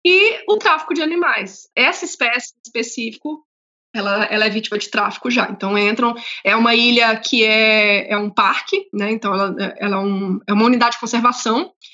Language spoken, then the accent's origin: Portuguese; interior of Goiás, Brazil; moved away; Eu, eu morei no interior de Goiás, eu sou de Goiás